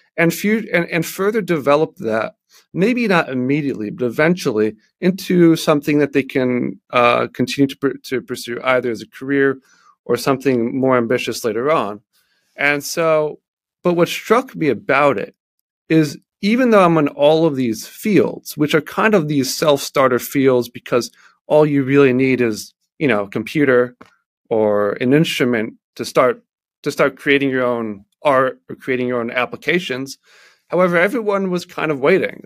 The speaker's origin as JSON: {"language": "English", "town": "Baltimore", "region": "Maryland", "country": "United States", "said": "I am from Baltimore, Maryland"}